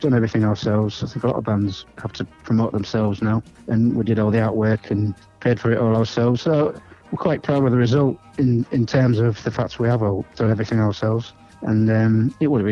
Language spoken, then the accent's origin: English; Hull, Yorkshire and the Humber, United Kingdom; growing up in Hull in the 60s, and it's basically where I was born, where I was brought up